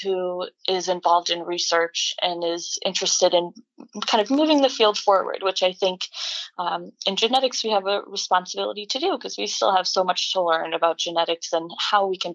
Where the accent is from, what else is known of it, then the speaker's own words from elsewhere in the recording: Boston, Massachusetts, United States; moved away as an adult; also born or lived in Rhode Island; now in Chicago, United States; I am originally from the Boston area, lived there for most of my life